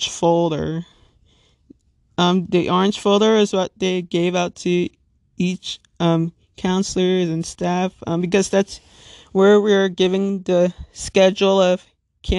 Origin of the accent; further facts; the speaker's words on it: Little Ferry, New Jersey, United States; I am 25 years old and I'm from Little Ferry, New Jersey